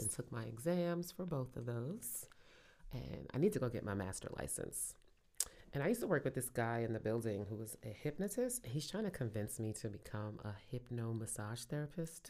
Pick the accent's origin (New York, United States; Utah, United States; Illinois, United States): New York, United States; Brooklyn; moved away as an adult; now in Richmond, United States; I grew up in Brooklyn, grew up in Cotton Hill, Saint James Place with Team Fulton and Gates